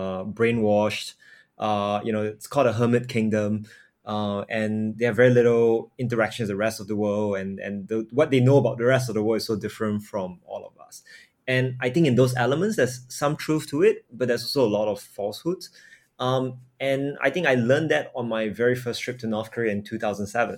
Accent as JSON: {"language": "English", "country": "Singapore", "tie": "born or raised there", "said": "I'm born and raised in Singapore"}